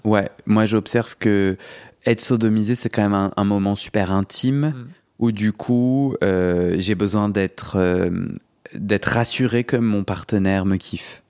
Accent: Paris, Île-de-France, France; je suis un Parisien.

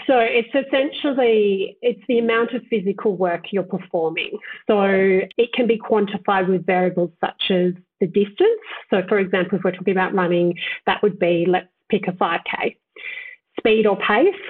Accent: Southern Highlands, New South Wales, Australia; I grew up in Southern Highlands in cooler climates.

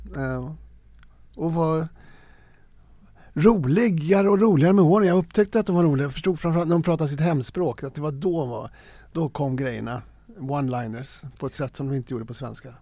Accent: Stockholm, Stockholm County, Sweden; Jag är uppvuxen i Farsta, en ABC-förort eh, arbete bostadscentrum

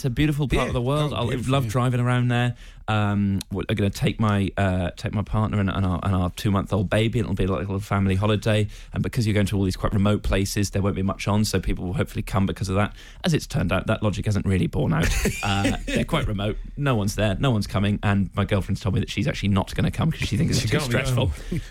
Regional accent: Tokyo, Japan; born there; I was born in Tokyo.

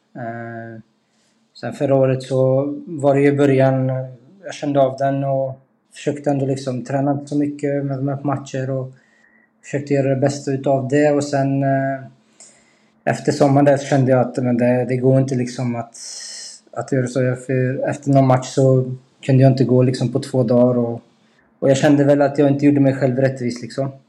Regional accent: Skövde, Västra Götaland, Sweden; moved away; also born or lived in Degerfors; familjen i Skövde

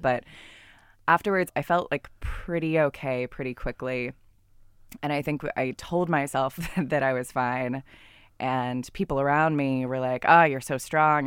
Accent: California, United States; I'm from California

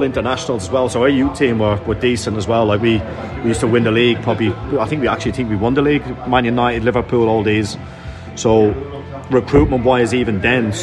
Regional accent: Dublin, Leinster, Ireland; moved away; I grew up in Dublin on quite a rough area

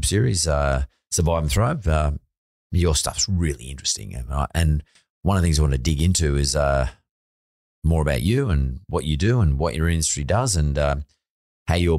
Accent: Sydney, New South Wales, Australia; I grew up in Lakemba.

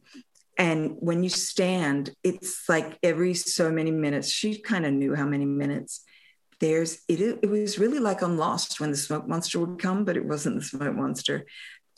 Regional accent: Australia; moved away; growing up in Australia

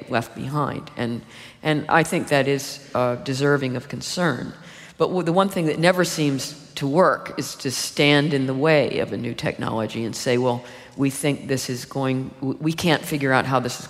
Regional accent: United States; when I was growing up in the United States

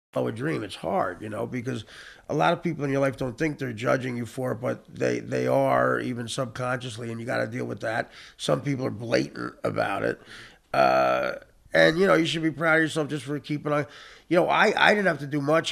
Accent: New Jersey, United States; the town I grew up in in North Jersey is eight miles from like this progressive, unbelievable New, uh, New York City

